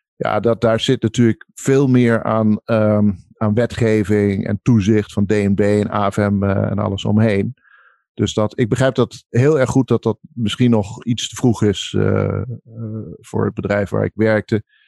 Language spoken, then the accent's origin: Dutch; Netherlands; ik ben een Nederlander, maar ik ben natuurlijk ook heel veel in het buitenland